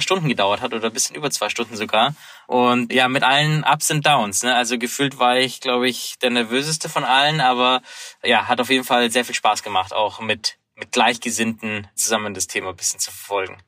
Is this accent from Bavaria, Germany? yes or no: yes; Munich, Bavaria, Germany; Ich habe die Konferenz in München verfolgt, meiner Heimatstadt